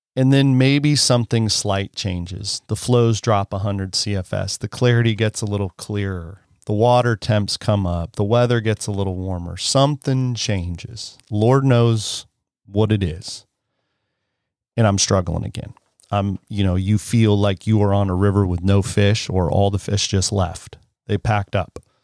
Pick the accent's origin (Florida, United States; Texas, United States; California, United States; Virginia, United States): California, United States; Penn Valley; It's definitely an unincorporated area, I would imagine, of Penn Valley